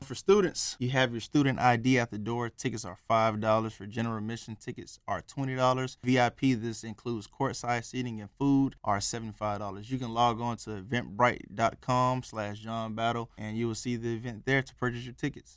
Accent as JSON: {"language": "English", "town": "Richmond Heights", "region": "Florida", "country": "United States", "tie": "born or raised there", "said": "I'm, I'm originally from South Florida. I grew up in Richmond Heights"}